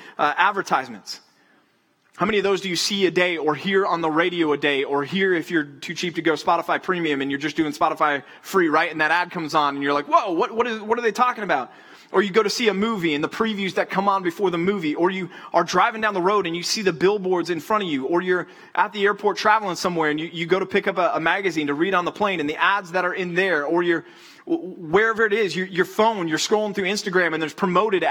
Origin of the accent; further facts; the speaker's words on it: Texas, United States; moved away; I would go to the Rangers games growing up in Texas